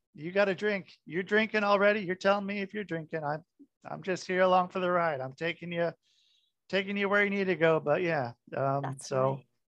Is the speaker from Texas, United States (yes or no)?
no; New Fairfield, Connecticut, United States; moved away; also born or lived in Oregon; I grew up in New Fairfield